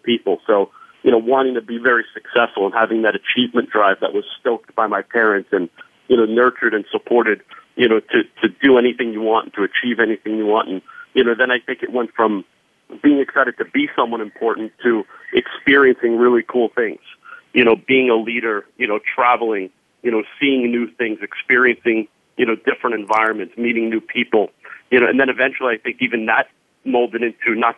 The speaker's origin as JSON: {"language": "English", "town": "Valley Stream", "region": "New York", "country": "United States", "tie": "born or raised there", "said": "grew up on Long Island, a town called Valley Stream"}